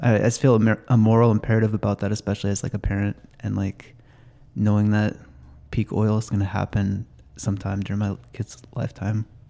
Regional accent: Snohomish County, Washington, United States; I grew up in Snohomish County

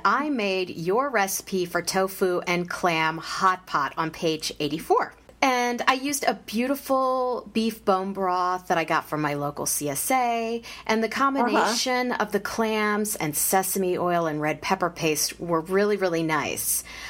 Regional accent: Kansas City, Missouri, United States; I grew up in Kansas City

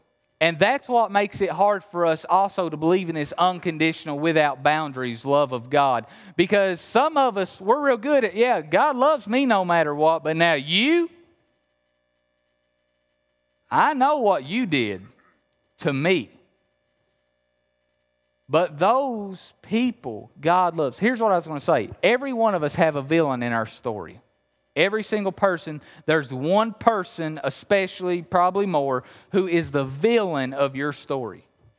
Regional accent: Appalachia, United States; remember, I'm from Appalachia.

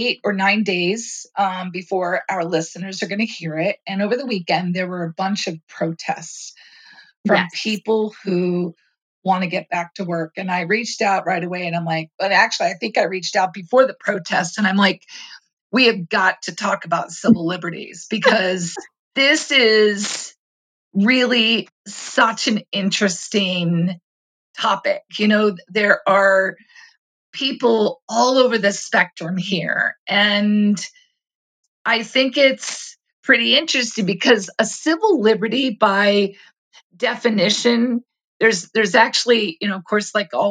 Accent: United States; As an American, you know, I grew up really understanding that civil liberties were part of what set us apart

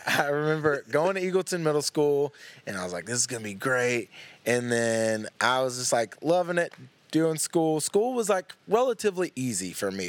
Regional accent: Louisville, Tennessee, United States; also born or lived in Knoxville, Tennessee; I've grown up in East Tennessee my whole life. I was born in Knoxville

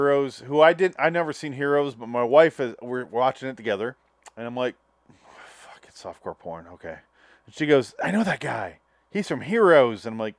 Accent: Midwest, United States; I'm from the Midwest

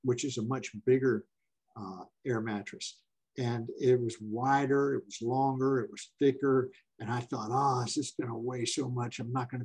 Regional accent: Florida, United States; also born or lived in Tampa, Florida; I'm from Florida

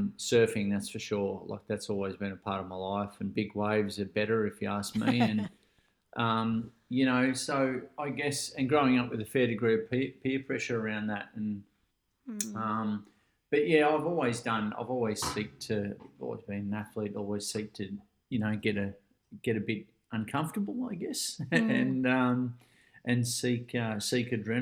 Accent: Ocean Grove, Victoria, Australia; also born or lived in Melbourne; I grew up down in Ocean Grove here, and I moved away up to Melbourne for my first business kind of thing

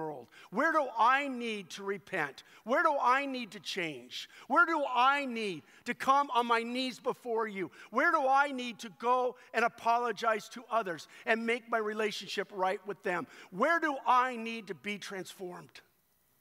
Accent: United States; I was born physically in the United States of America, and at that moment, I was an American citizen

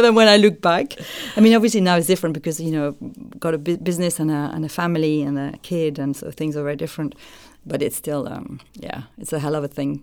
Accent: France; moved away as an adult; now in United Kingdom

